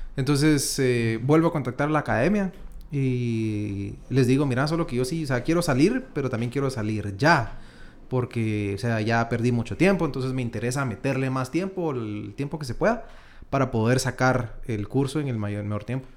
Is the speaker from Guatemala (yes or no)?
yes; Quetzaltenango, Guatemala; now in Guatemala City, Guatemala; Luego me voy yo a Shela eh, con mis papás y estuve hasta el año 2010, más o menos, que es cuando ya me vengo a, vivir a Guatemala con mi papá.